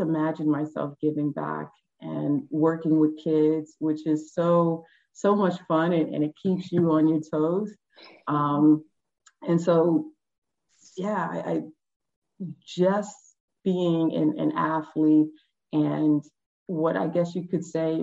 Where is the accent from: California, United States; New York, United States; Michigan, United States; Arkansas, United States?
New York, United States; New York City; growing up on the Upper West Side